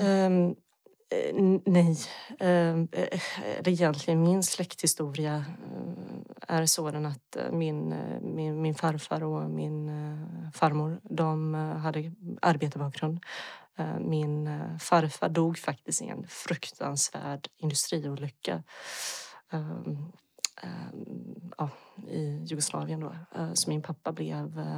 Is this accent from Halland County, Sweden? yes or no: yes; Halmstad, Halland County, Sweden; also born or lived in Bosnia and Herzegovina / Skåne; Hamsta och Halland är ju platsen där jag har vuxit upp